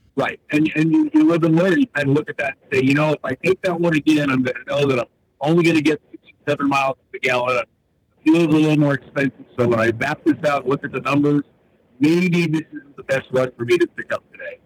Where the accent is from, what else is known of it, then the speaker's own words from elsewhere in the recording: Northeast, United States; I'm from the Northeast.